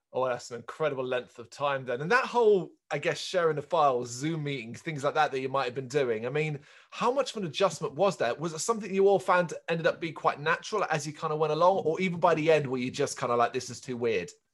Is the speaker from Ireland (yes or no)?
yes; Ireland; I'm Irish